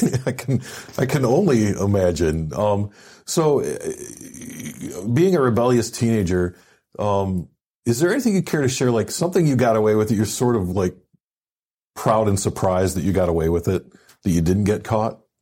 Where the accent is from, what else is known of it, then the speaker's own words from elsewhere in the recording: Michigan, United States; I'm, you know, from Michigan myself